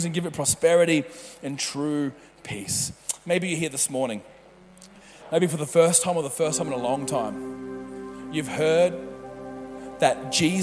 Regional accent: Mackay, Queensland, Australia; moved away; we come from Mackay, is where I grew up, and it's a sugar city, sugar cane everywhere.

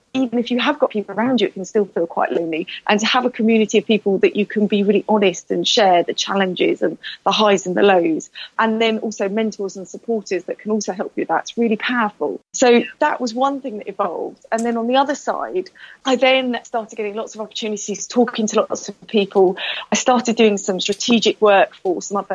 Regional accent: United Kingdom; I'm very British

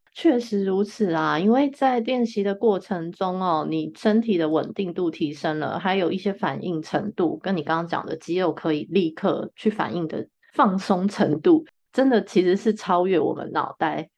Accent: Taiwan; 我们身在台湾真的很幸运啊，也嗯很幸福

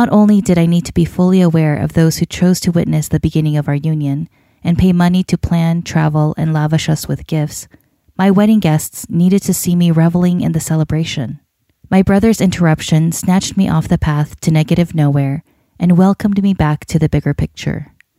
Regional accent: North Carolina, United States; against my decision to hold the wedding in Iowa instead of my home state of North Carolina

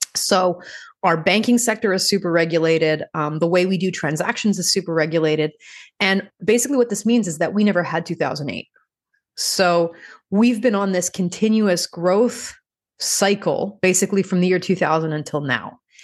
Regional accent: Montreal, Quebec, Canada; moved away as an adult; when I moved back to my hometown, which is Montreal, Canada

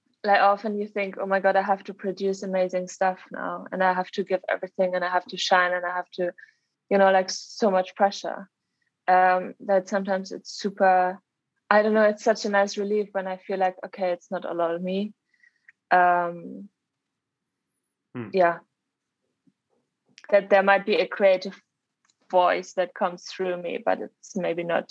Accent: Germany; moved away as an adult; also born or lived in Leeds; now in London, United Kingdom; So I'm originally from Germany, but I live in London currently.

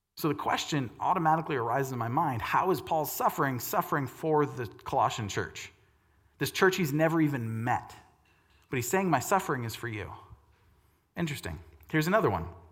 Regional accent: United States; my Christian American worldview

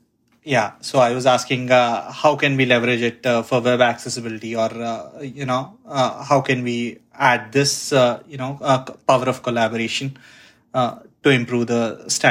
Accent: India; moved away; I come from India. So the basic culture there is you have to be very competitive.

